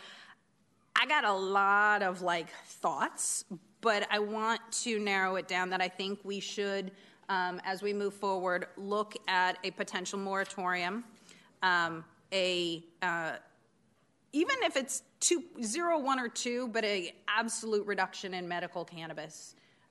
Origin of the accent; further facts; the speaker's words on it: Oregon, United States; moved away; I grew up in Oregon